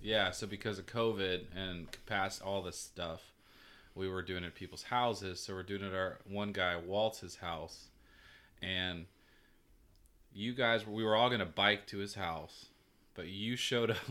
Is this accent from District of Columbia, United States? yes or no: no; Albany, Georgia, United States; I'm from Albany, Georgia, but I'm Georgia